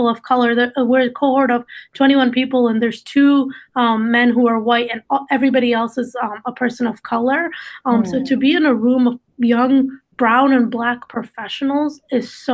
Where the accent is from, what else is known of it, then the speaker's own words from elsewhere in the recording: East Lansing, Michigan, United States; first language Dari; English is a second language; also born or lived in Afghanistan; I am from East Lansing, and I went to Michigan State